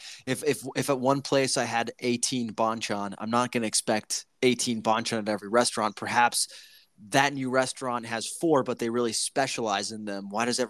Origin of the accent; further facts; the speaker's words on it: Italy; You know, I came over from Italy, and our bread is like, you know